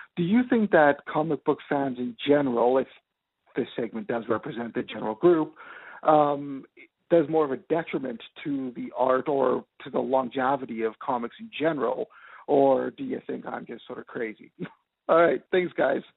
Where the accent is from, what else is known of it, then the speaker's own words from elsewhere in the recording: Winnipeg, Manitoba, Canada; I'm from Canada, uh, Winnipeg to be more specific.